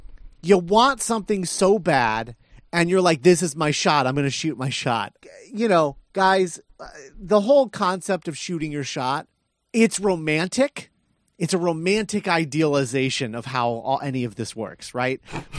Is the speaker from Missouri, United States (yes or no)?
no; Indiana, United States; I'm from Indiana.